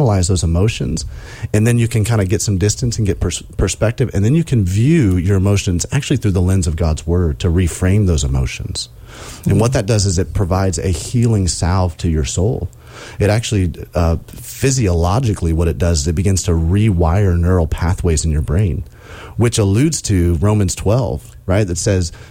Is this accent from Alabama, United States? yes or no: yes; Alabama, United States; also born or lived in South Carolina; now in Indiana, United States; I'm growing up in Alabama